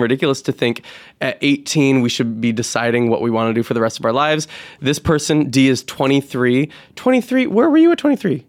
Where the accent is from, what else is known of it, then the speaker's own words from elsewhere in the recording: New York, United States; I'm from New York, so of course it's got its own little way of being intriguing